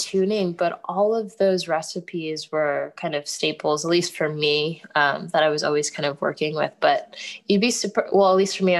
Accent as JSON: {"language": "English", "country": "Ghana", "lives_now": "United States", "said": "for me being Ghanaian and having the business, I mean, it's named Kelewele, which is a Ghanaian food even."}